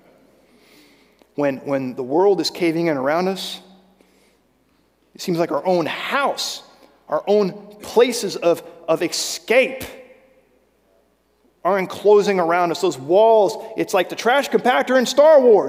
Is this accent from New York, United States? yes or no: no; Virginia, United States; I grew up in Virginia